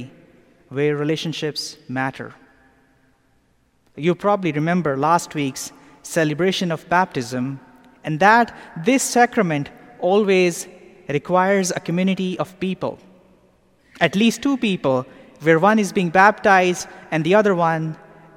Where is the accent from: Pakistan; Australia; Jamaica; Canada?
Pakistan; now in Atlanta, United States; Growing up in Pakistan